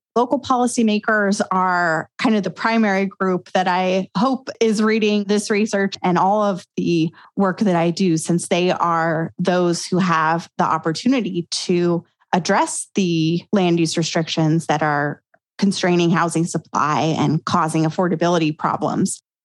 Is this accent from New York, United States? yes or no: no; Grand Junction, Colorado, United States; my hometown in Grand Junction, Colorado